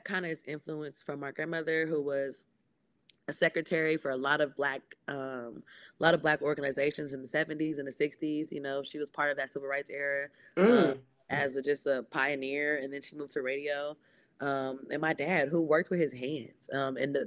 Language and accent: English; Los Angeles, California, United States; I am born and raised in Los Scandalous, California